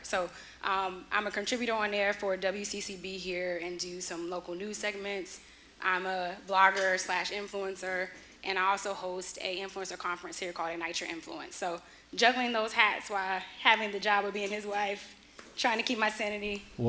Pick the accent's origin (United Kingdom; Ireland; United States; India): United States; Creedmoor, North Carolina; also born or lived in Charlotte, North Carolina; I'm from Creedmoor, North Carolina born